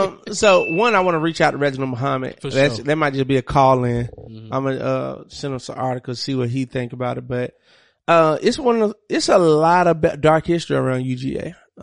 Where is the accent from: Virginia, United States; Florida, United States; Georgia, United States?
Georgia, United States; Monroe; also born or lived in Athens, Georgia; I'm from Monroe. I went to school, high school in Athens.